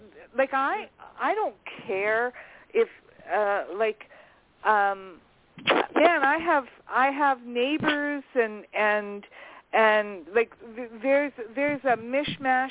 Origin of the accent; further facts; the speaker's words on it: Canada; I'm a Canadian.